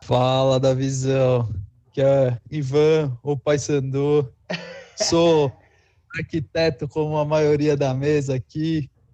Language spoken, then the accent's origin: Portuguese; Pará, Brazil; sou nortista, sou paraense